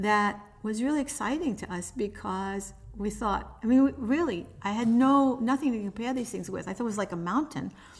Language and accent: English; New York City, New York, United States; now in North Bergen, United States; I grew up in a project